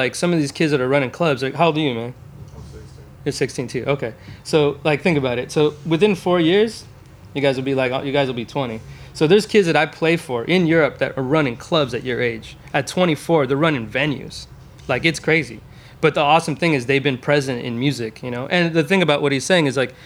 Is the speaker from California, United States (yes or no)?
yes; Westminster, California, United States; I grew up in Orange County. I grew up in Westminster